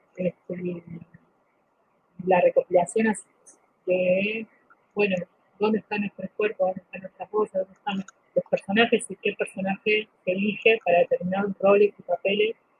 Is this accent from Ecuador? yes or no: no; Bolivia; now in Argentina; somos Bolivia, de 10 millones, 4 o 5 millones estamos fuera